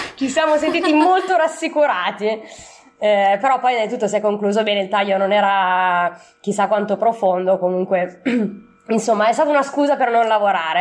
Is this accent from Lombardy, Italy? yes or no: yes; Milan, Lombardy, Italy; sono di Milano e ho 32 anni